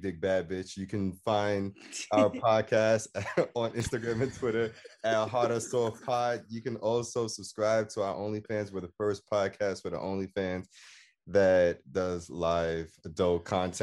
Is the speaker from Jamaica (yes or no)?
yes; Jamaica; I'm Jamaican, so I'll be fucking up words, too